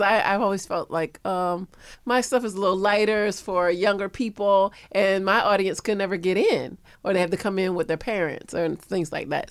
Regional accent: Florida, United States; moved away; I'm from Florida

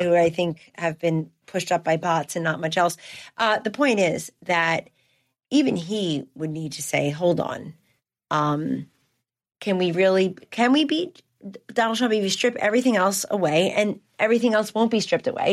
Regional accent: New Jersey, United States; The Democratic Party I grew up in in South Jersey, I grew up very modestly

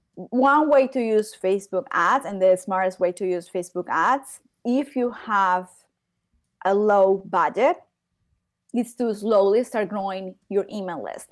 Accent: Medellín, Antioquia, Colombia; I am from Colombia. I am from Medellin.

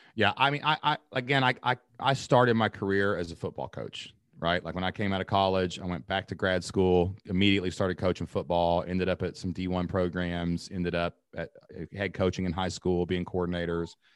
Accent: Southeast Kentucky, United States; accent: Kentucky; My accent, Kentucky

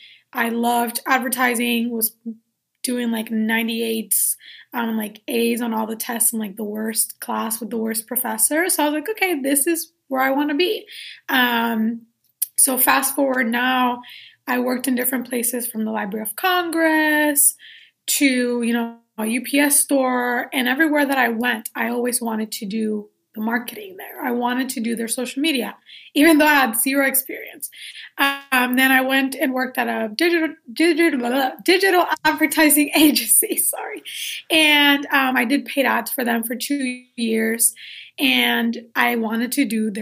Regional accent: Puerto Rico; I was born and raised in Puerto Rico.

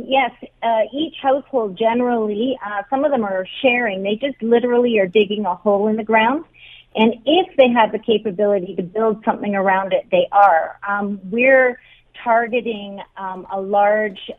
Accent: Canada; moved away; as a Canadian woman here

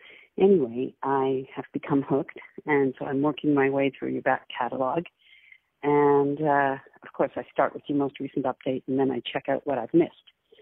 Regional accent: St. Catharines, Ontario, Canada; moved away; I'm originally from St. Catharines, Ontario, a beautiful little city that should be known for its wineries, fresh produce, and a rowing club in Port Dalhousie.

